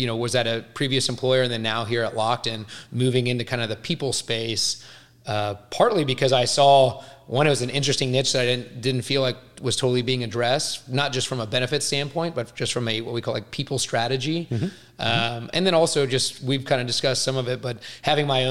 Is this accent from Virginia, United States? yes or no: no; Houston, Texas, United States; I'm from Houston, grew up in Houston